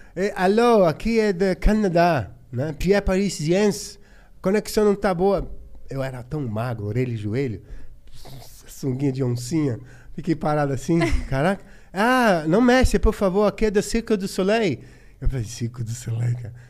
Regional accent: São Carlos, São Paulo, Brazil; moved away as an adult; eu sou do interior, de São Carlos

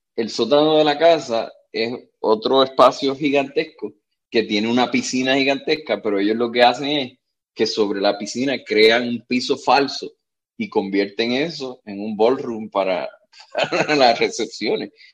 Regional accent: Puerto Rico; Y yo le dije de Puerto Rico

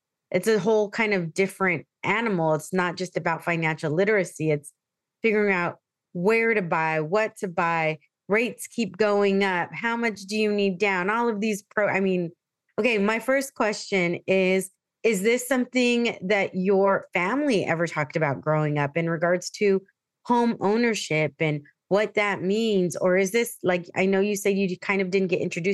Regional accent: San Diego, California, United States; moved away as an adult; I grew up in San Diego. So to be back home is like a huge thing for me

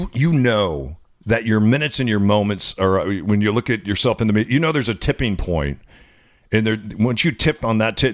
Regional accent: Illinois, United States; I'm from Illinois.

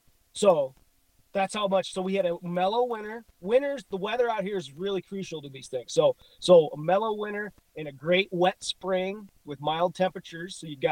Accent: Illinois, United States; You know, I grew up in Illinois.

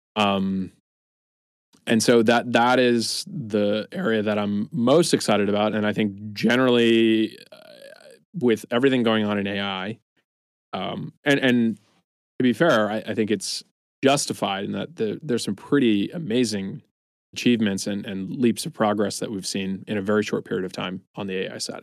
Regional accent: East Coast, United States; moved away as an adult; now in San Francisco, United States; I'm originally from the East Coast, moved out to San Francisco in 2013

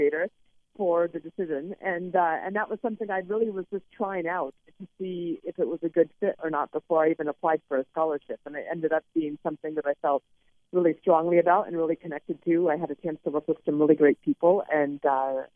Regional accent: Alaska, United States; I grew up in Alaska

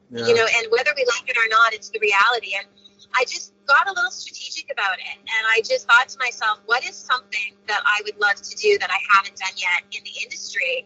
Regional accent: Brandon, Manitoba, Canada; my career started in Brandon, Manitoba, my hometown

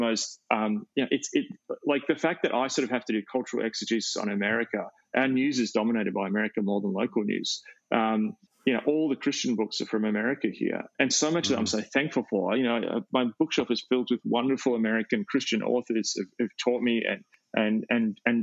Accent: Australia; as an Australian

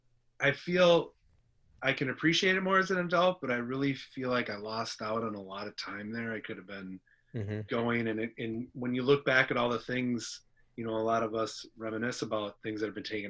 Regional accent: Minnesota, United States; I grew up in Minnesota

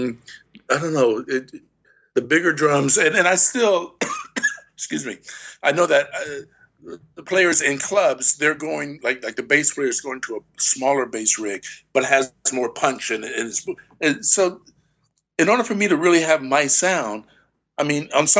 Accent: Houston, Texas, United States; Well, being from Texas and my mom being from Louisiana and hanging from, you know, we're from Houston. So therefore, New Orleans is just what, you know, 3.5 hours away.

